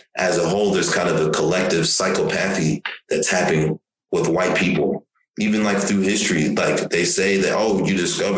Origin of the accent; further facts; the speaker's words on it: Tulsa, Oklahoma, United States; also born or lived in Nigeria; I'm from Tulsa